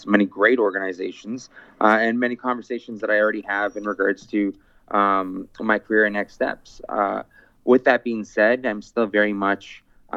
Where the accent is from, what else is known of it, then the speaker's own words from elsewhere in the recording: Canada; my fundamental rights as a Canadian